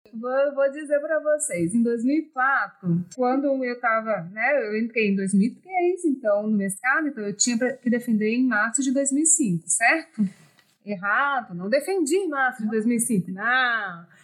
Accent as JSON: {"language": "Portuguese", "region": "São Paulo", "country": "Brazil", "tie": "born or raised there", "moved": "yes", "lives_now": "Espírito Santo, Brazil", "said": "eu cresci em São Paulo, E depois voltei para o Espírito Santo"}